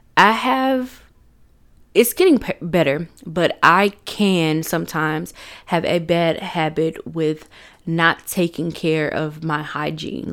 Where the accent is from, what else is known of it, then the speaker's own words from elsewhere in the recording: Chattanooga, Tennessee, United States; I was born in Chattanooga, Tennessee on December first, nineteen ninety-three